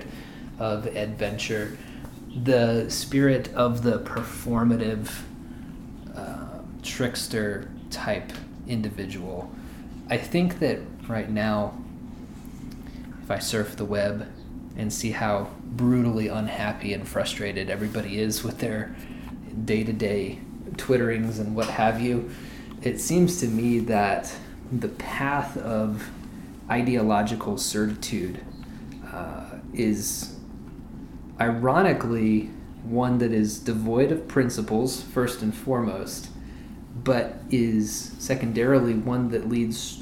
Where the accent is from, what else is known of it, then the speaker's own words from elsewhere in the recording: Oklahoma, United States; I grew up in Oklahoma. I lived here for most of my life